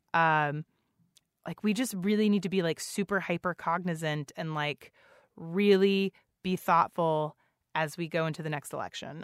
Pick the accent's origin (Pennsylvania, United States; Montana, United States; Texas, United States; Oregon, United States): Texas, United States; San Antonio; now in Seattle, United States; I grew up in San Antonio